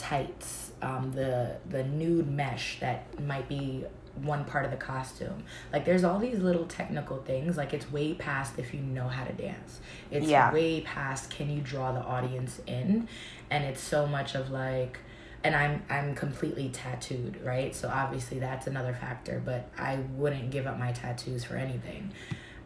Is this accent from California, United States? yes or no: no; New York City, New York, United States; also born or lived in Miami, Florida; I'm from the Bronx, New York. Born and raised up until, I want to say 25, and then I moved to Miami.